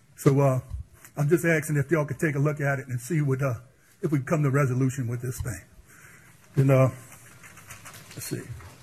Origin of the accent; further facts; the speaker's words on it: Crown Point, Louisiana, United States; moved away; I was born and raised down in Crown Point. I know the flow of the water. I know everything about it down there. I moved away for a while and I came back. I built a house down there. And since then, I've been down there 18 years.